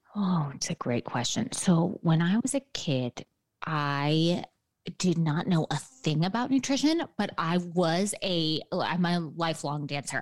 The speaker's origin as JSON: {"language": "English", "town": "New York City", "region": "New York", "country": "United States", "tie": "born or raised there", "said": "I am a New Yorker born and raised. So I grew up in lower Manhattan"}